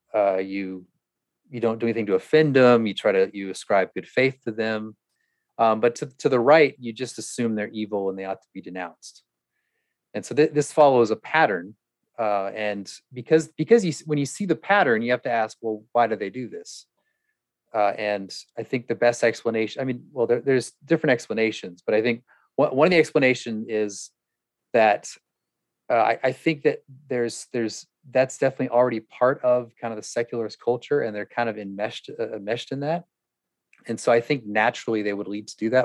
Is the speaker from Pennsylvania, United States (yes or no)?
no; California, United States; I was from California